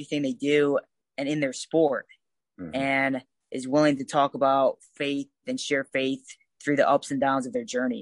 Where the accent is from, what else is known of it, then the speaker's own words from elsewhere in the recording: Cleveland, Ohio, United States; moved away as an adult; I grew up in Cleveland, Ohio.